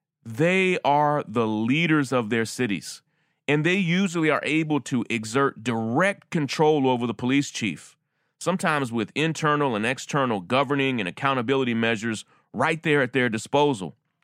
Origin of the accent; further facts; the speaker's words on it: New York City, New York, United States; That's Bill de Blasio, who's mayor of my hometown of New York